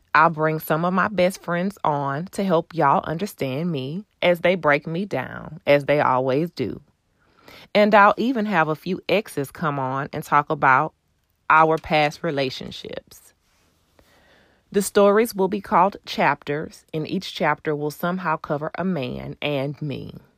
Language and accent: English; Houston, Texas, United States; I'm originally from Houston.